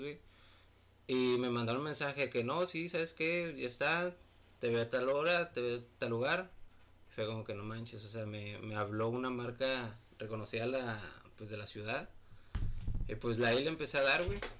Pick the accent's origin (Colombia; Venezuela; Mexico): Mexico; Monterrey, Nuevo León; soy aquí de Monterrey, Nuevo León.